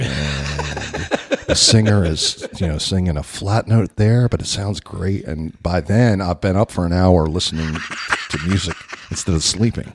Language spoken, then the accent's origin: English; Baltimore, Maryland, United States; moved away as an adult; now in Florida, United States; I'm originally from the Baltimore, D C area